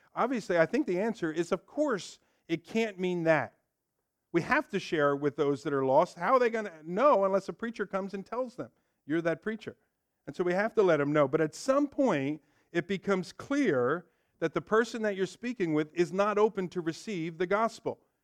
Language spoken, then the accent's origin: English; Ewing, New Jersey, United States; I grew up here in Ewing, so as a young kid